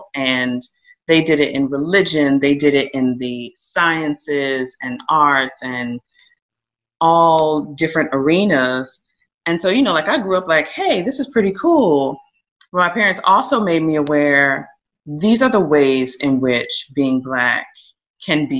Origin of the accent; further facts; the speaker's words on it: Richmond, Virginia, United States; also born or lived in Varina, Henrico County, Virginia / Connecticut; I grew up in Richmond